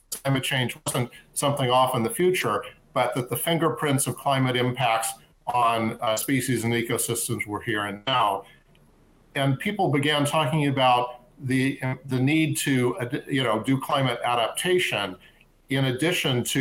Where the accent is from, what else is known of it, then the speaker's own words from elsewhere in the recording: Southern California, United States; I grew up in Southern California.